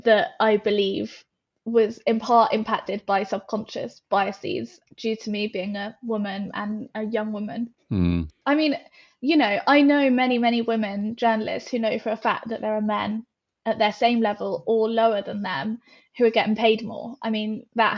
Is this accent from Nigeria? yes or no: no; United Kingdom; we are British